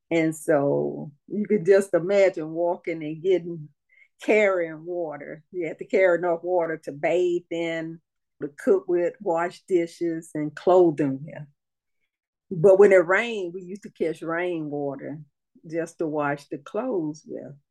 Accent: Gee's Bend, Alabama, United States; moved away as an adult; born in Gee's Bend, grew up there until I got 18 and married, and, and went off with my husband, traveled the world with him in the military.

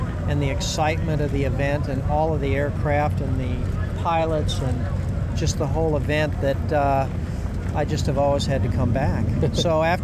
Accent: Indianapolis, Indiana, United States; We're from Indianapolis

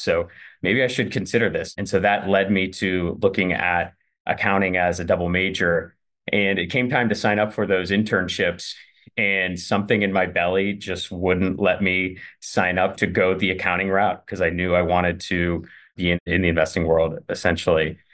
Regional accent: Youngstown, Ohio, United States; moved away as an adult; now in Cleveland, United States; I'm originally from Youngstown

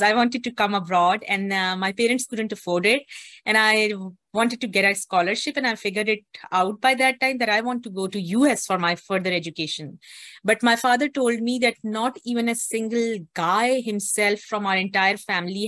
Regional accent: Islamabad, Islamabad Capital Territory, Pakistan; I was born and I grew up in Pakistan, and I was based in the capital city of Pakistan, which is Islamabad

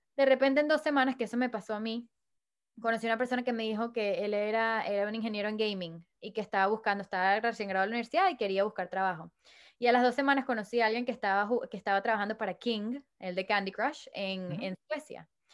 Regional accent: Caracas, Capital District, Venezuela; soy de Venezuela." Me dijo, "¿Qué parte de Venezuela?" Le dije, "Caracas."

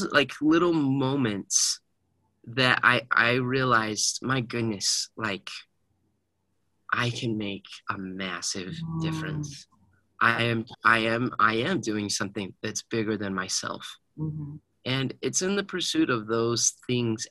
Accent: Heber City, Utah, United States; I grew up in Heber City

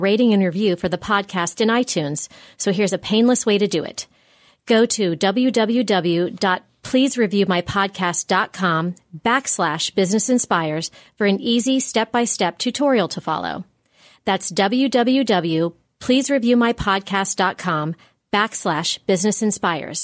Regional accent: Grandview Heights, Ohio, United States; I grew up in the Tri-Village area in Grandview

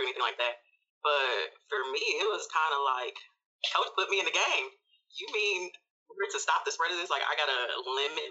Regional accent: Memphis, Tennessee, United States; I'm from Memphis.

